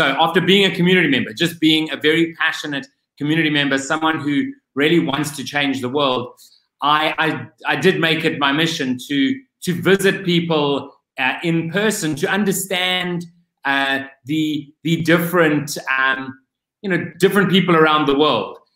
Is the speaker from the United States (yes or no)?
no; Cape Town, Western Cape, South Africa; whilst I am back home in my home country, I am still living in an Airbnb because I do not have a full-time home.